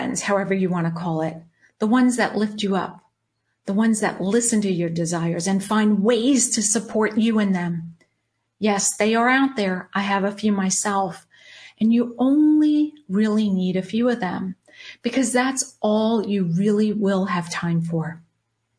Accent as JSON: {"language": "English", "area": "Long Island", "region": "New York", "country": "United States", "tie": "born or raised there", "also_born_or_lived": "Charlotte, North Carolina", "moved": "as an adult", "lives_now": "Orange County, California, United States", "said": "I'm 53, born and raised on Long Island, New York. Yes, that's the accent you hear."}